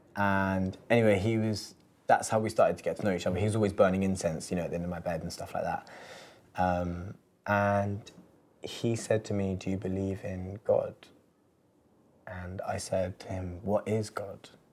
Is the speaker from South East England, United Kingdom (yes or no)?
no; London, United Kingdom; growing up in London